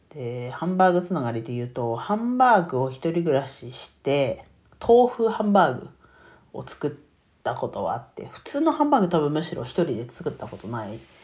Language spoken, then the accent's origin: Japanese; Iwate, Japan; 自分はね、岩手県出身なので